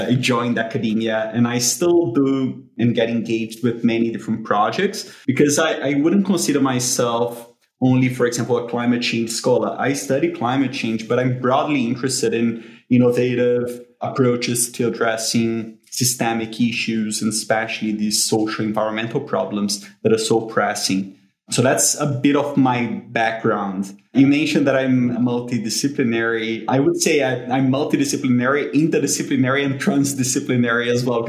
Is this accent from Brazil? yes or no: yes; Brazil; moved away as an adult; now in United Kingdom; because of the way that I was brought up, I'm from Brazil